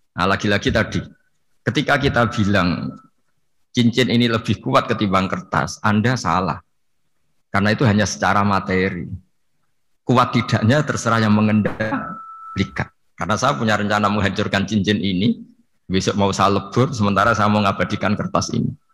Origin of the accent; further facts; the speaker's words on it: Pantura, Indonesia; saya ini orang Pantura, jadi kalau ngomong lebih lebih keras, lebih vulgar.